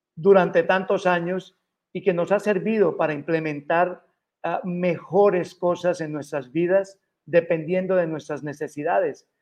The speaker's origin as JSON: {"language": "Spanish", "country": "Colombia", "moved": "yes", "lives_now": "Los Angeles, United States", "said": "Yo como colombiano"}